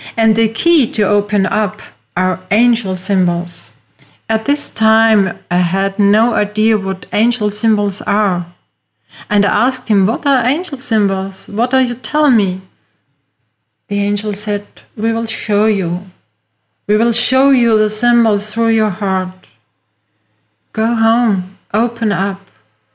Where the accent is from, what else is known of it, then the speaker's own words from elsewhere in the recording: Austria; English is a second language; As you hear from my accent, I'm not from USA, I am from Europe, from Austria.